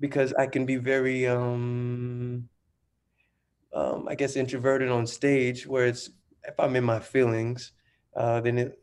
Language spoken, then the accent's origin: English; New Orleans, Louisiana, United States; I'm from New Orleans, Louisiana. Mm-hmm. Downtown Seven, out here. Single parent household. We live with my grandfather